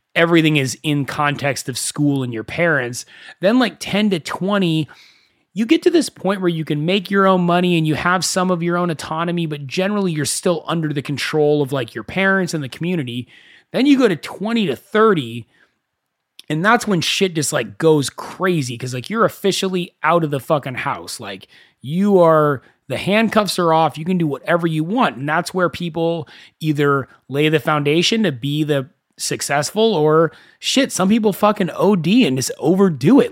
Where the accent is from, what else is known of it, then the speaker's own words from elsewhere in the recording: Thousand Oaks, California, United States; I grew up in Thousand Oaks